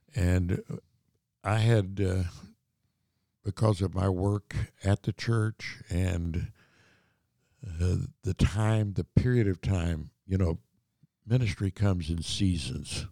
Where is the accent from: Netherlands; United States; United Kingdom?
United States; Indiana; moved away; also born or lived in Colorado; I grew up in Indiana, down on the Wabash River, uh, and, uh, little town.